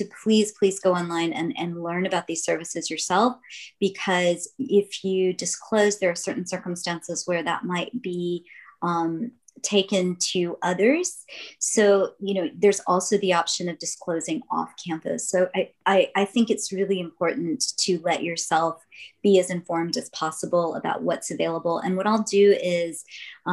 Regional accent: Jackson, Mississippi, United States; now in San Diego, United States; So my story begins in Jackson, Mississippi. I was born in 1970

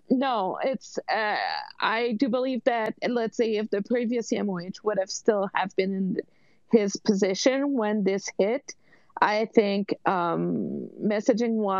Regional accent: Quebec, Canada; moved away; I'm just from Quebec

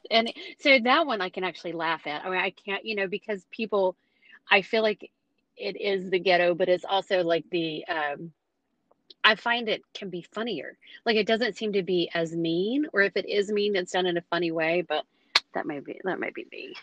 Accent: United States; as an American

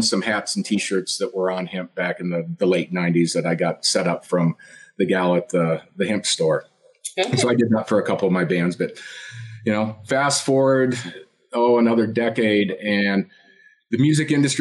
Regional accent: Colorado, United States; also born or lived in Kansas; I grew up in Colorado. I was born in Kansas, actually, but my parents moved here when I was less than one

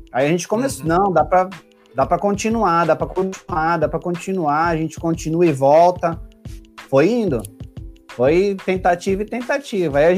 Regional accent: São Vicente, São Paulo, Brazil; Eu sou aqui do litoral de São Paulo, São Vicente

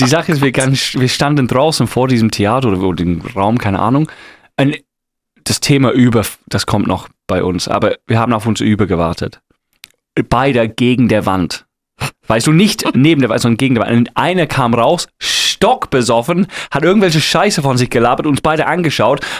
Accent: England, United Kingdom; German is a second language; moved away; Ich bin Engländer

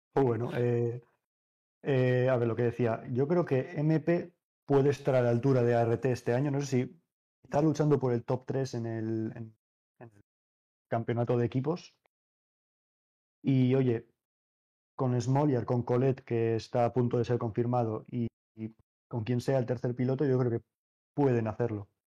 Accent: Navarre, Spain; Obviamente yo soy navarro

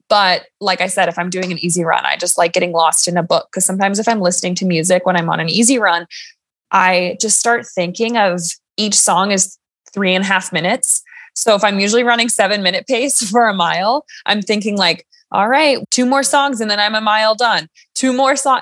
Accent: Crested Butte, Colorado, United States; also born or lived in Boulder, Colorado; I live and train in Colorado, born and raised

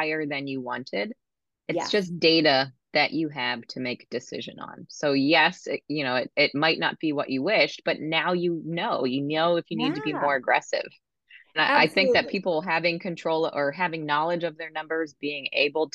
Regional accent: Maryland, United States; I'm from Maryland

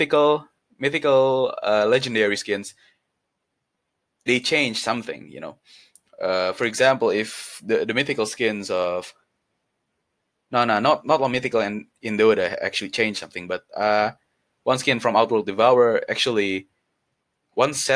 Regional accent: Indonesia; I come from Indonesia

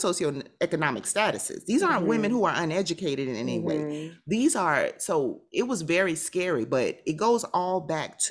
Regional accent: South Florida, United States; I'm from South Florida

